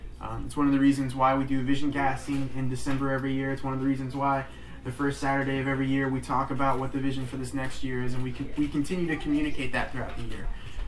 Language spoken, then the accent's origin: English; United States; just because I guess we're American and it's been instilled in me to make fun of the French by my father